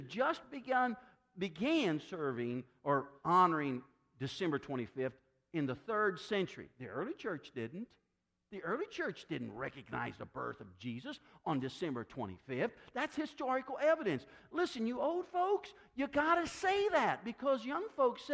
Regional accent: Decatur, Illinois, United States; I grew up in Decatur, Illinois

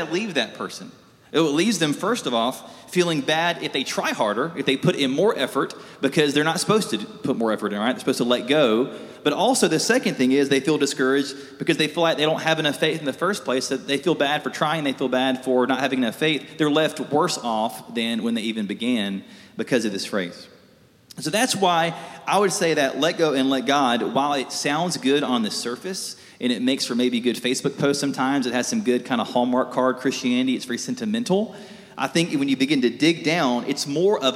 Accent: South Alabama, United States; I grew up in South Alabama

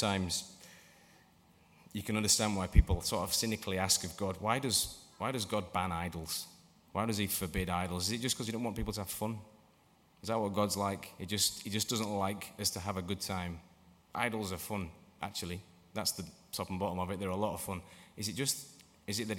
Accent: England, United Kingdom; moved away; also born or lived in Motherwell; I'm English.

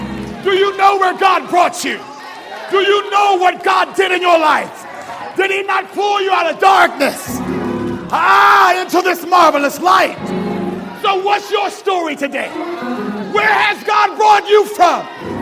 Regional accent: Berrien Springs, Michigan, United States; born there; I'm 36 years old. I'm born to a preacher and a lawyer. I was born in Berrien Springs, Michigan, when my dad was at the seminary.

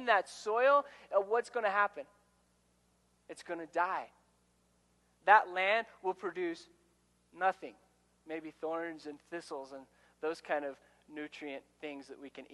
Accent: Ordway, Colorado, United States; Where I grew up in Ordway, Colorado, just south of here, when I moved there, I was in third grade

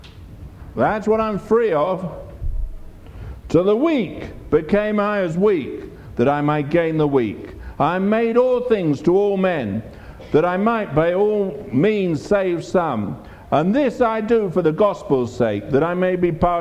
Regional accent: England, United Kingdom; I'm from England, I'm a minister

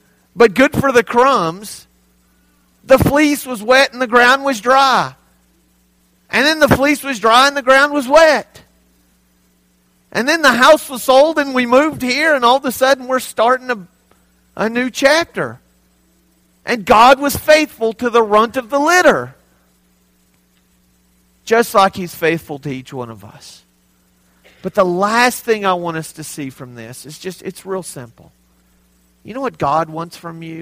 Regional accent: Texas, United States; moved away as an adult; now in Hobbs, United States; I'm from Texas, the great state

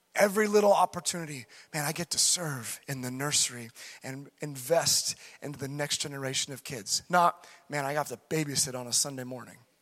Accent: United States; being an American.

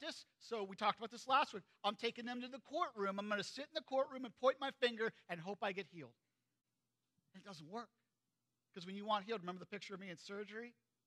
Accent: United States; I grew up in Perry County

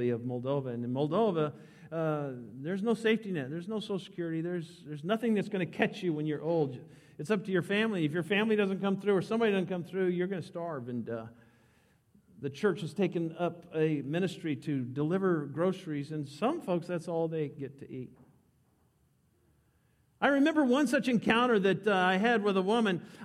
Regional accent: United States; as an American

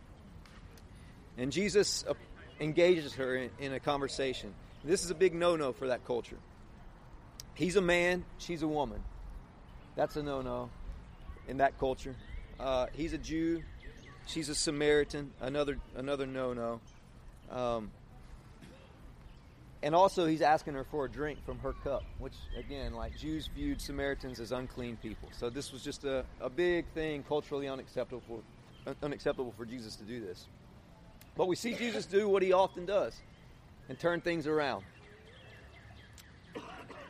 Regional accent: Eden, North Carolina, United States; my hometown, Eden

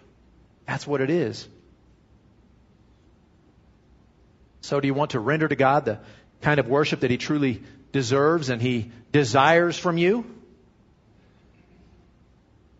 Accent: United States; I'm an American Christian

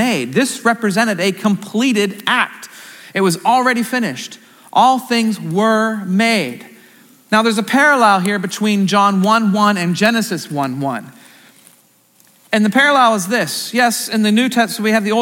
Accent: Central Pennsylvania, United States; I'm from Central PA

